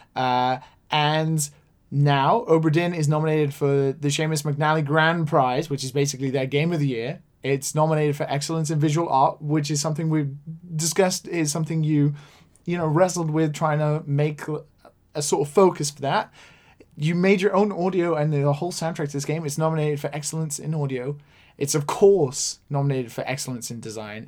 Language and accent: English; Wales, United Kingdom; accent: Welsh; now in Japan; I mentioned that I'd grown up in Wales